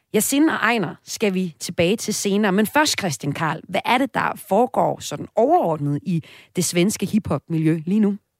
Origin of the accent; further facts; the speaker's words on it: Denmark; Som dansker